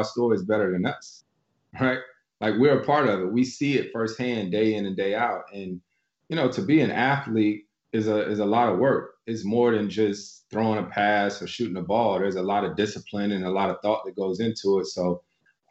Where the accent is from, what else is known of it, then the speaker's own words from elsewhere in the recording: North Carolina, United States; moved away; my home state of North Carolina